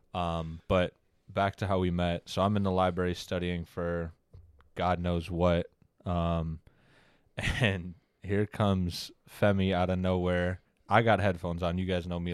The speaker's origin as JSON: {"language": "English", "town": "Oxford", "region": "Michigan", "country": "United States", "tie": "born or raised there", "said": "I grew up in Oxford, Michigan."}